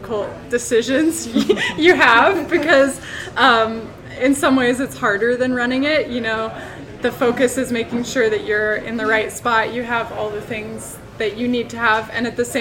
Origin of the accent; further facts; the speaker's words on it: Ashland, Oregon, United States; also born or lived in Portland, Oregon; I grew up in Ashland, Oregon